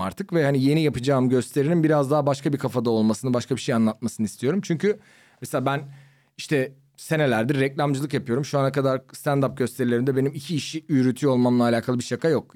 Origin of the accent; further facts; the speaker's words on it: Ankara, Turkey; now in Istanbul, Turkey; ben Ankaralıyım